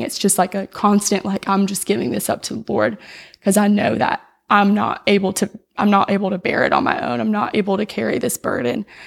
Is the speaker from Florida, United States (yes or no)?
yes; Florida Panhandle, United States; I was raised in Knoxville, Florida, in the Panhandle